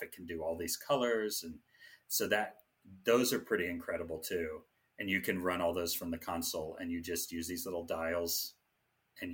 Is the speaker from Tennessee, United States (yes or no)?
yes; Jackson, Tennessee, United States; now in Las Vegas, United States; I'm from Tennessee